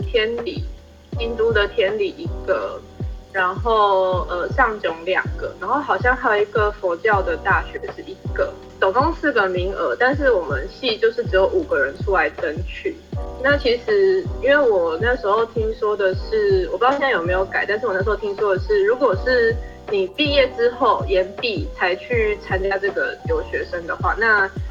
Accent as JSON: {"language": "Chinese", "country": "Taiwan", "said": "因为像我们台湾人的话，应该说我就我看到啊，比如说看到日本的同学，就大家会比较愿意去跟他主动去跟他做交流"}